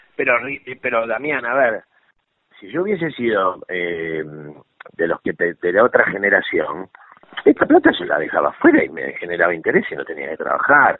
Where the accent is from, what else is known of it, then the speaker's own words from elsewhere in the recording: Buenos Aires, Argentina; moved away; also born or lived in Villa Urquiza, Buenos Aires; yo nací en Caballito